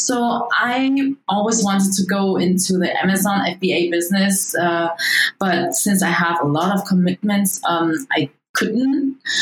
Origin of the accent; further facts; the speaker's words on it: Germany; moved away as an adult; also born or lived in Vietnam; now in Los Angeles, United States; I was born in Vietnam. I grew up in Germany. I came to LA in 2015, so not long time ago.